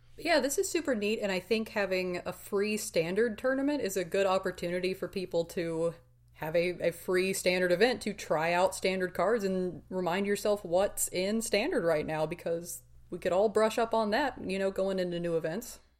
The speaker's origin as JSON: {"language": "English", "country": "United States", "said": "we're far too American to be good at this"}